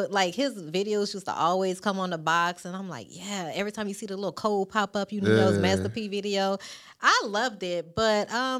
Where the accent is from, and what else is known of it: New Orleans, Louisiana, United States; born or raised there